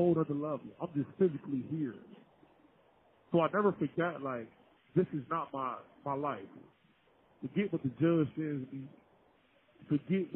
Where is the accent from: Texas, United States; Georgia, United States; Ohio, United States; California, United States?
Ohio, United States; Cincinnati; Growing up on Bond Hill